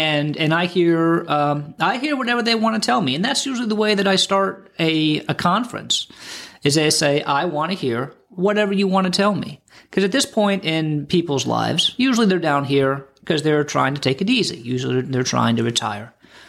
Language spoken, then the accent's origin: English; Florida, United States; I grew up here in the Treasure Coast, and I've been practicing law here, elder law, estate planning, taxes, probate, all that stuff, going on about 25 years now.